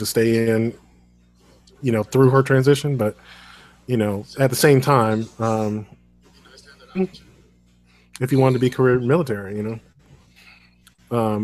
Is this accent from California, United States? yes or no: no; Chicago, Illinois, United States; I am from Chicago